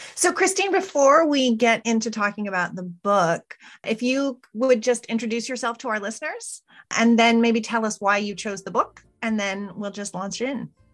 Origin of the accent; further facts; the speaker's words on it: United States; now in Canada; I'm an American citizen living and working in Canada right now